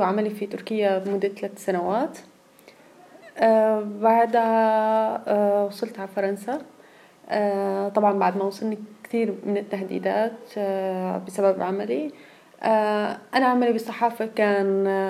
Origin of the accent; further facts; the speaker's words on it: Syria; moved away as an adult; also born or lived in Turkey; now in France; 2015 طلعت من سوريا